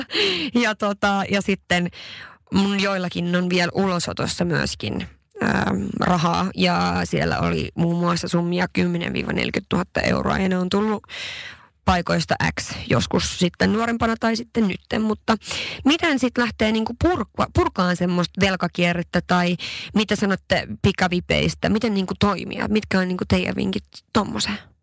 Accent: Sweden; now in Helsinki, Finland; mä oon Ruotsista kotoisin

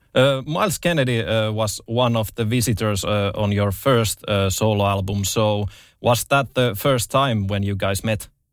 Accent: Finland; I'm from Finland

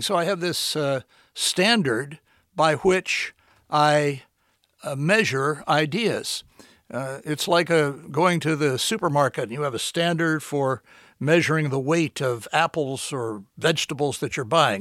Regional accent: Washington, District of Columbia, United States; moved away as an adult; also born or lived in Houston / New York; now in Florida, United States; I was born in Washington. I've spent most of my professional life there

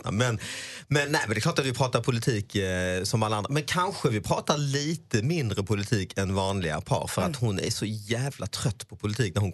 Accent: India; Swedish is a second language; Men så, så då försöker jag förklara att jag är ju indier och vi älskar ju fan elefanter.

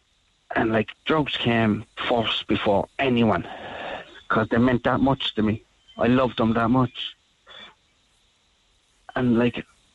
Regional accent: Northern Ireland, United Kingdom; I grew up in North Ireland in my house

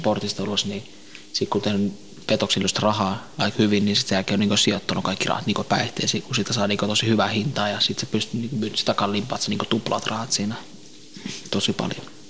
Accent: Tampere, Pirkanmaa, Finland; also born or lived in Helsinki; mä oon syntynyt Suomessa

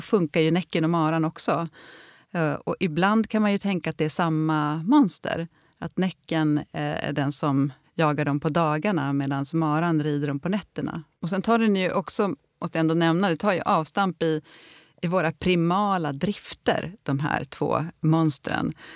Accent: Gästrikland, Gävleborg County, Sweden; där jag växte upp då i Gästrikland

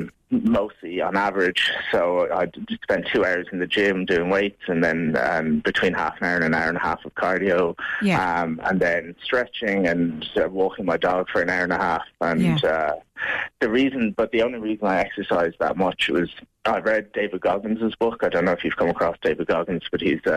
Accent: Mallow, Munster, Ireland; moved away as an adult; now in Spain; I'm from Mallow in Cork.

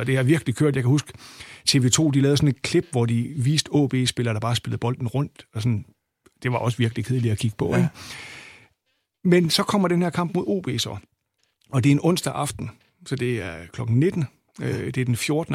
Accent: Aalborg, North Denmark Region, Denmark; jeg kommer fra Aalborg, og, og begyndte at komme på Aalborg Stadion i 1974

